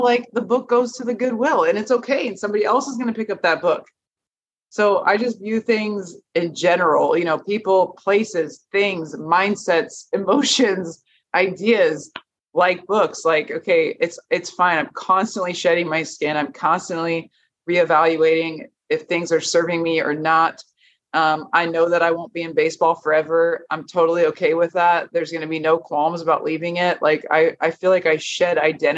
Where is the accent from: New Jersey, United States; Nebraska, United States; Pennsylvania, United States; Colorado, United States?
Nebraska, United States; moved away; I'm from Nebraska